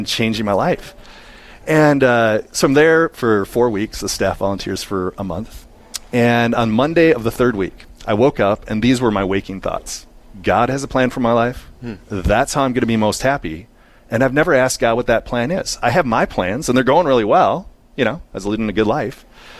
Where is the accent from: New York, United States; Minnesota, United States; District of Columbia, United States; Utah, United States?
Minnesota, United States; Eagan; I grew up in the Twin Cities in Eagan, which is a suburb of St. Paul